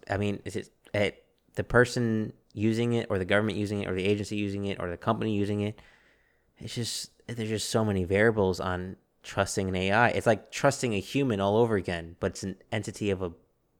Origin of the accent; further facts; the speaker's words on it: Chicago, Illinois, United States; We're both originally from Chicago.